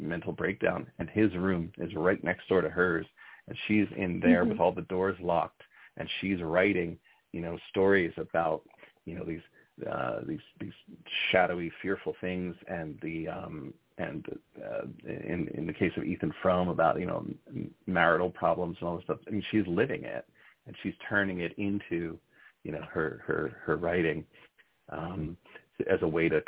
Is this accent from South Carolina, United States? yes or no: no; New Jersey, United States; now in Berkshires, Massachusetts, United States; I'm a transplant to the Berkshires. I'm originally from North Jersey